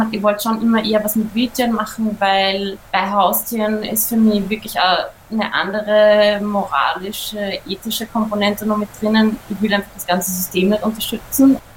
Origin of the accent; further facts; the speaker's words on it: Upper Austria, Austria; Ich bin ja in Oberösterreich aufgewachsen am Land